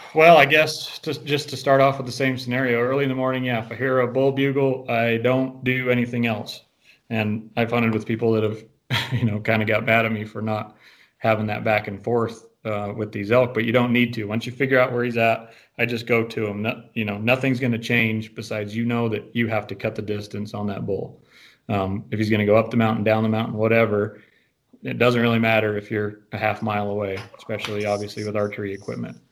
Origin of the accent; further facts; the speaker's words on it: Green River, Wyoming, United States; I'm born and raised in Green River. I've lived here all my life